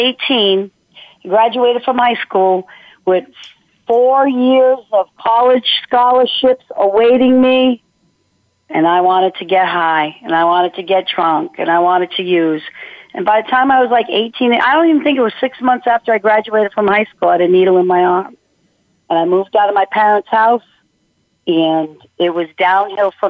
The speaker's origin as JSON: {"language": "English", "region": "Rhode Island", "country": "United States", "tie": "born or raised there", "said": "born and raised in Rhode Island, wonderful parents"}